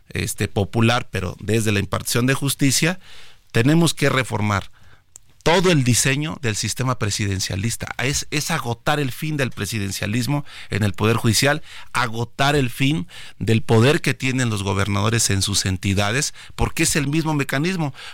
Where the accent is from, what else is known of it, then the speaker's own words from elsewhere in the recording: Chiapas, Mexico; Lo que quiero es eh, motivar y participar a mi pueblo, el pueblo de Chiapas, que asista